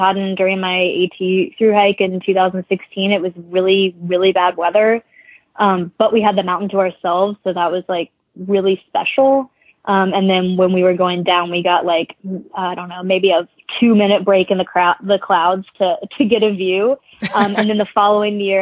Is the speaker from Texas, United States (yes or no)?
no; Nashville, Tennessee, United States; also born or lived in Appalachians; I'm from Nashville